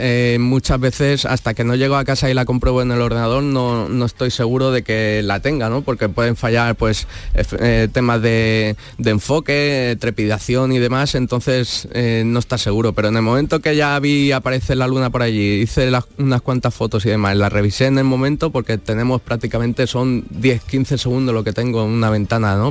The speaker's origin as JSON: {"language": "Spanish", "town": "Alicante", "region": "Valencian Community", "country": "Spain", "moved": "as an adult", "lives_now": "Morón de la Frontera, Spain", "said": "yo vengo de yo soy de Alicante"}